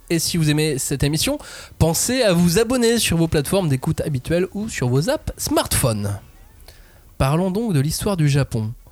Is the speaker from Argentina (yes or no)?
no; France; Donc, il nous reste vraiment que le manga quand on est français